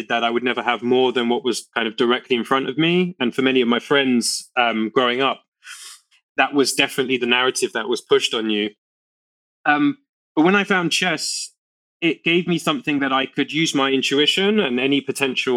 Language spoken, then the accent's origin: English; London, United Kingdom; where I grew up in East London